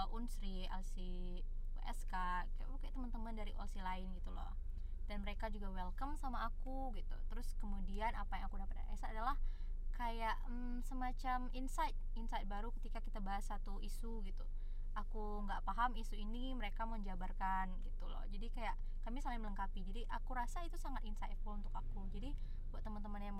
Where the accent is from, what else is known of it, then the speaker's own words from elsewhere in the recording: Sumatra, Indonesia; karena ibaratnya kayak kita nih anak Sumatera ada gap antara anak Sumatera dengan anak ibu kota